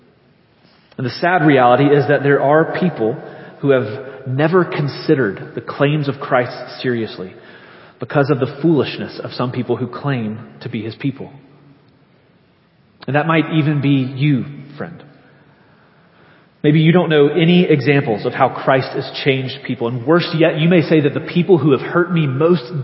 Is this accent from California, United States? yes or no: no; Leeds, Alabama, United States; I'm from Leeds